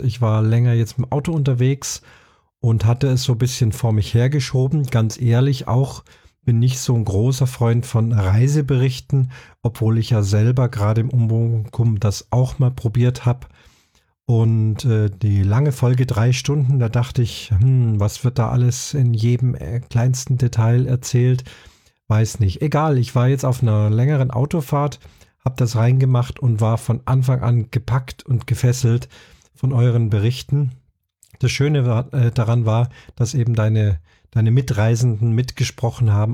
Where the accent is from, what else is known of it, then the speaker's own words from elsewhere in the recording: Munich, Bavaria, Germany; München, meiner Heimatstadt